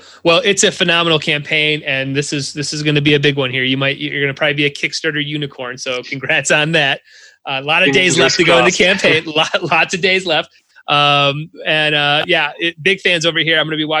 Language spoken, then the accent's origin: English; Ida, Michigan, United States; also born or lived in Detroit, Michigan; I'm a guy from Ida, Michigan, very small town.